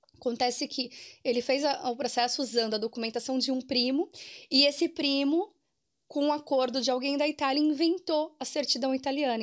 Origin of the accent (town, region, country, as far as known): Brazil